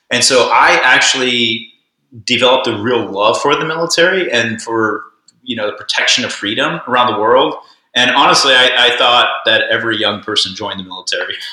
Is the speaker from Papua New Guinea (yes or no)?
yes; Papua New Guinea; I grew up, I was born in Papua New Guinea and raised my whole life there.